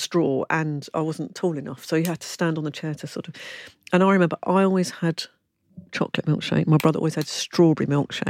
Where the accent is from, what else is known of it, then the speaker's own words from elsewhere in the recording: London, United Kingdom; I come from London